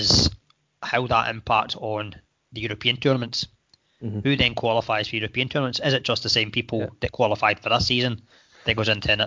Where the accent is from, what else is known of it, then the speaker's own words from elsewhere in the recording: Scotland, United Kingdom; we are Scottish